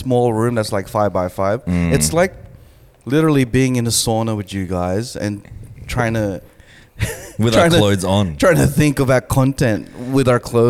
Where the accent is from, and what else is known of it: Australia